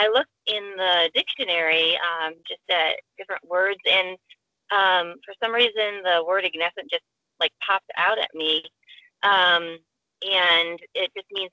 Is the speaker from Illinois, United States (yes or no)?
yes; Chicago, Illinois, United States; we're from the Chicago area